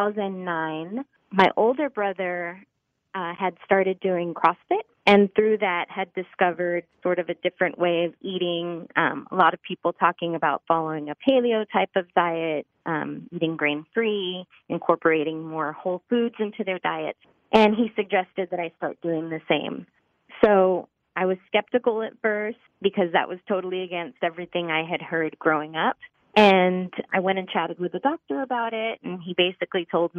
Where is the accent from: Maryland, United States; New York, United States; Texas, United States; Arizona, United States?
Texas, United States; Laredo; growing up on the border, we grew up in Laredo, Texas, Mexican-American family.